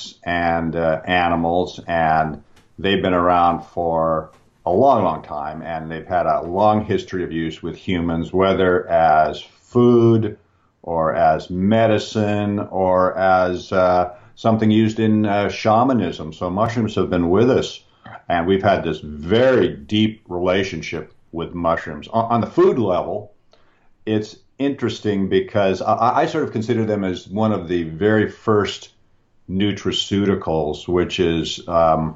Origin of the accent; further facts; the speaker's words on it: Pacific Northwest, Washington, United States; I'm born and raised in the Pacific Northwest, and this is a area that's very, very green. In fact, Washington State, where I was born, is called the Evergreen State